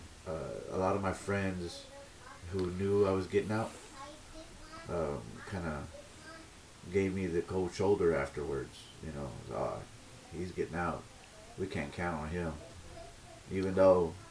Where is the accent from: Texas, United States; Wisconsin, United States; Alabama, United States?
Texas, United States; Baytown; now in San Diego, United States; I'm from Baytown, Texas, originally. I live in San Diego, California.